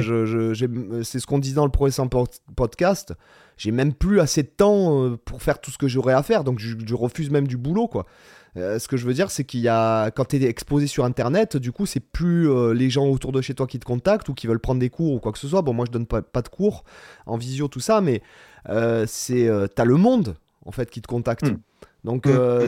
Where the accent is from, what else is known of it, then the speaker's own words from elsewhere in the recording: Toulon, Provence-Alpes-Côte d'Azur, France; now in Spain; je suis de Toulon